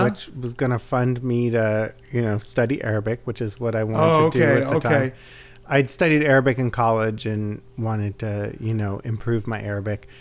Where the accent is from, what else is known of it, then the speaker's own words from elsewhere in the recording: United States; my sort of sense of myself as, you know, an American, and also particularly as an American Jew